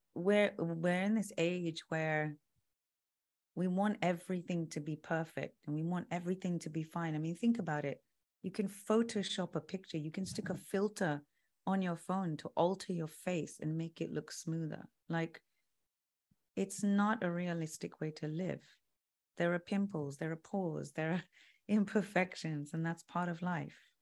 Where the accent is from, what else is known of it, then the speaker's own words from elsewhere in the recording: London, United Kingdom; so I'm British. I was, I was born in London.